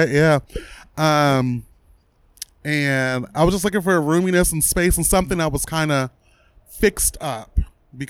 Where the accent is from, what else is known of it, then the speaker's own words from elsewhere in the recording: Pontiac, Michigan, United States; moved away as an adult; now in Arizona, United States; I'm from Pontiac, which is about a half hour north of Detroit